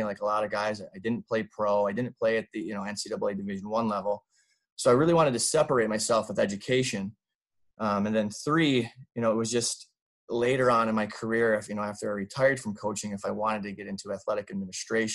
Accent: Traverse City, Michigan, United States; originally from Traverse City, Michigan. It's a small town in northern Michigan, right on Lake Michigan

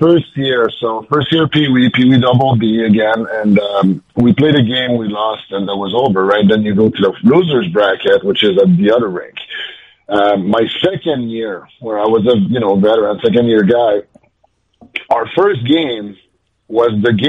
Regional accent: Lévis, Quebec, Canada; English is a second language; moved away as an adult; now in Albany, United States; Born in Lévis, right across the river from Quebec City here. So I grew up a Nordique fan. I played my minor hockey always in my hometown.

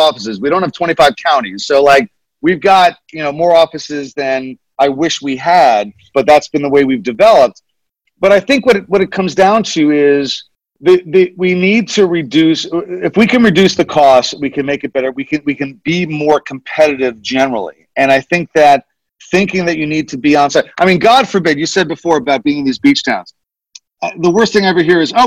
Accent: Nyack, New York, United States; my hometown, Nyack, New York

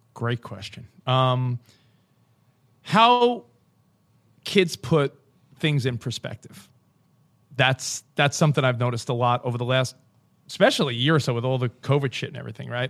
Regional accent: New York, United States; moved away as an adult; also born or lived in Woodland Hills, Los Angeles; now in Los Angeles, United States; I'm a New Yorker, and we've been out here, like, five years

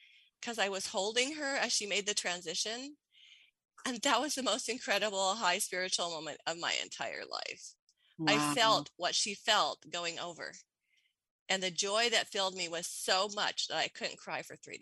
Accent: Portland, Oregon, United States; I'm from Portland, the city of roses. And I grew up with roses all over the place

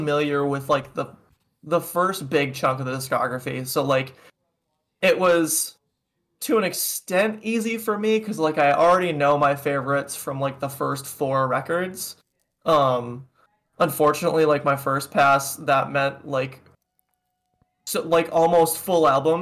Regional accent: Minnesota, United States; I'm from Minnesota

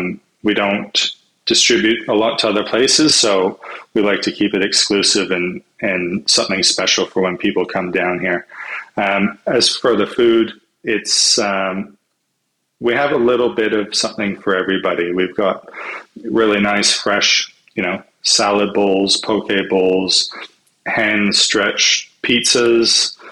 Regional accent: Vancouver, British Columbia, Canada; now in Australia; So, I'm originally from Vancouver in Canada.

